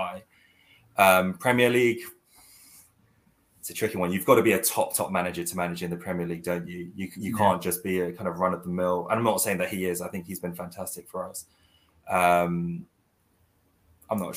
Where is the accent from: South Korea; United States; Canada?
South Korea; moved away; I'm originally from South Korea